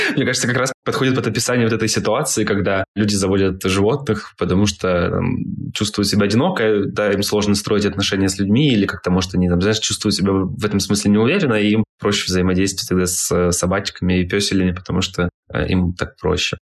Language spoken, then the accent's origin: Russian; Krasnodar, Krasnodar Krai, Russia; Я из Краснодара